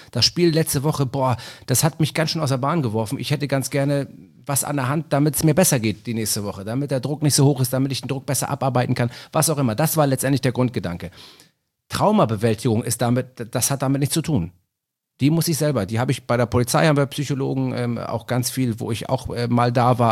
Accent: Hamburg, Germany; Ich bin Hamburger, ich bin Stadtpatriot

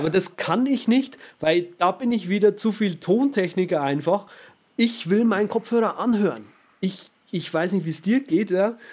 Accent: Germany

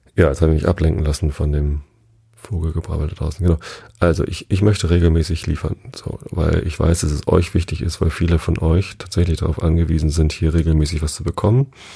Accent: Tostedt, Lower Saxony, Germany; Ich bin ja hier in der Samtgemeinde Tostedt aufgewachsen

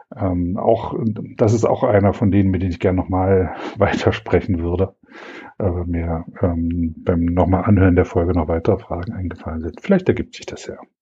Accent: East Germany, Germany; Ich bin in der DDR aufgewachsen

